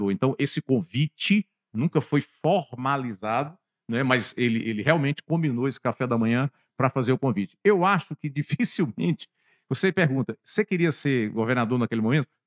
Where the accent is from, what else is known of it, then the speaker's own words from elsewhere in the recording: Fortaleza, Ceará, Brazil; eu nasci em Fortaleza, ali no centro da cidade, na Avenida do Imperador, estudei em Fortaleza